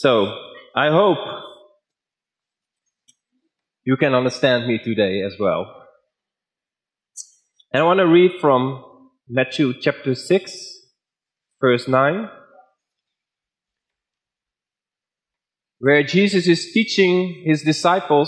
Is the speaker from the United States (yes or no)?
no; Netherlands; accent: Dutch; English is a second language; now in Dordrecht, Netherlands; I was teaching in Ethiopia with a very strong Dutch accent and very poor English grammar